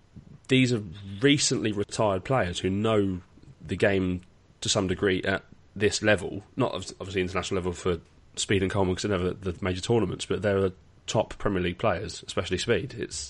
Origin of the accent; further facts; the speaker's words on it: England, United Kingdom; it pains me as an Englishman to say